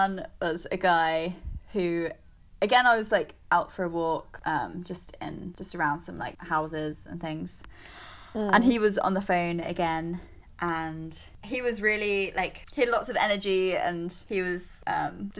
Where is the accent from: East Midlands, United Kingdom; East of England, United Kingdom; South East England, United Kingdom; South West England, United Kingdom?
South East England, United Kingdom; Bexhill; moved away as an adult; also born or lived in London; now in Baltimore, United States; I came from Bexhill, which is a kind of old people seaside town in the south of England, to here